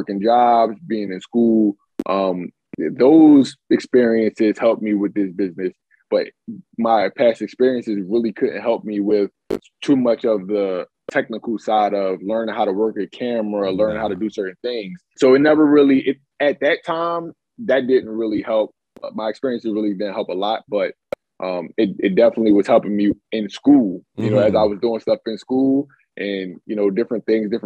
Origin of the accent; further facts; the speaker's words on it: Philadelphia, Pennsylvania, United States; I'm from Philly